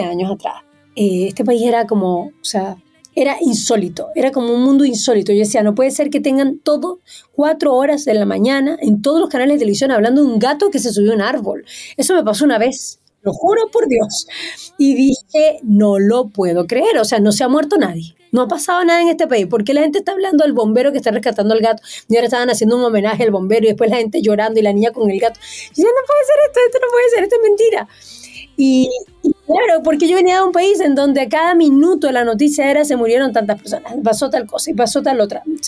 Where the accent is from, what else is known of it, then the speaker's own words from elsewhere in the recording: Venezuela; moved away as an adult; now in Chile; yo nací en Venezuela, como tal como dijiste, un 8 de marzo, un Día de la Mujer. crecí en una familia muy, muy, muy linda